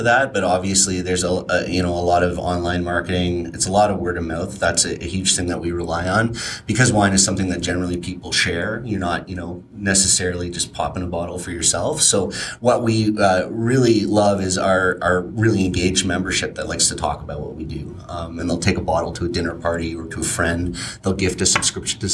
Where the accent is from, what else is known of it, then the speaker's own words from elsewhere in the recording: Ontario, Canada; moved away; I'm originally from Ontario